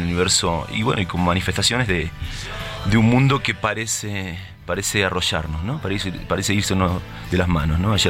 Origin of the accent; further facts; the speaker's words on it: Argentina; en, nuestro caso como argentinos